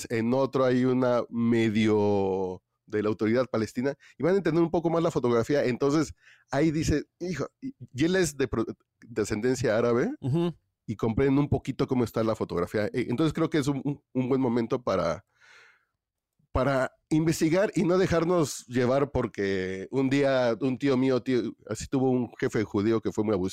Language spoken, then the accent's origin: Spanish; Mexico City, Mexico; pues yo soy aquí de Tacubaya